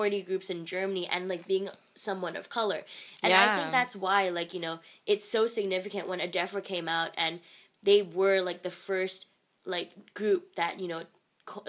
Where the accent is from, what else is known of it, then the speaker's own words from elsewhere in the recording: Hong Kong; I'm from Hong Kong